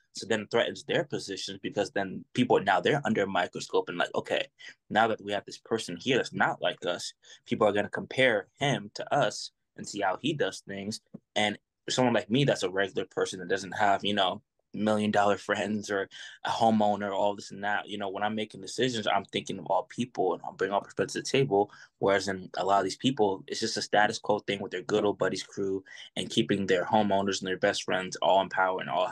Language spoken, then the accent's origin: English; Providence, Rhode Island, United States; now in Lynnwood, United States; I'm originally from Providence, Rhode Island. I was born in Providence, Rhode Island